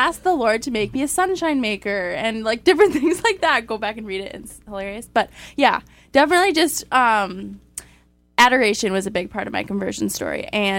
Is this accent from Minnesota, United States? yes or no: yes; Minnesota, United States; I'm also from Minnesota. So I'm the second oldest of seven. I grew up in a homeschool family.